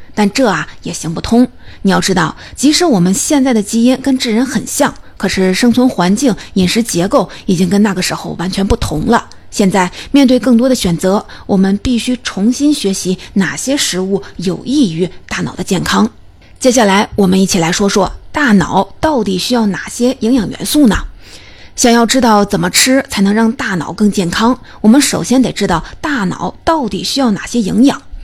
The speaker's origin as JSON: {"language": "Chinese", "country": "China", "said": "我们中国人"}